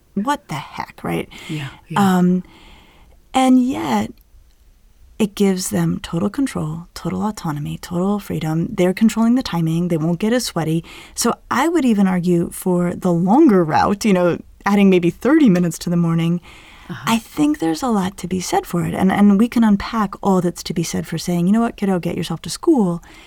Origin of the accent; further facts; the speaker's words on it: Denver, Colorado, United States; growing up in Denver